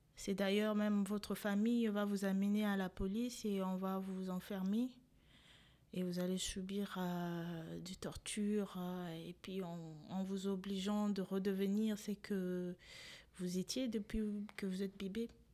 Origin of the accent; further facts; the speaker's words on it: DR Congo; born or raised there; moved away as an adult; also born or lived in Rwanda; now in France